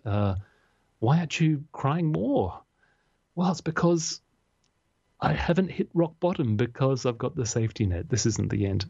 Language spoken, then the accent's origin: English; Australia; being an Australian male